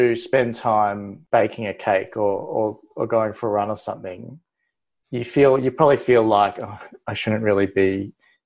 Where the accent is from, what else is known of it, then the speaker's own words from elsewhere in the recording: Melbourne, Victoria, Australia; moved away as an adult; also born or lived in New South Wales; I came from Melbourne. I was born in Melbourne, but I spent time in New South Wales through med. Pretty typical, like Melbourne little boy life